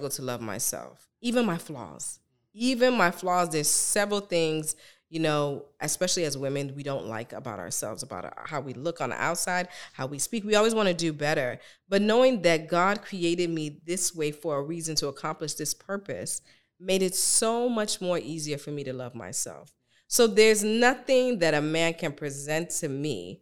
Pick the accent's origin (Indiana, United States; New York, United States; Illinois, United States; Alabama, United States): Illinois, United States; Chicago; growing up as an awkward teenager, being Nigerian American, growing up in Chicago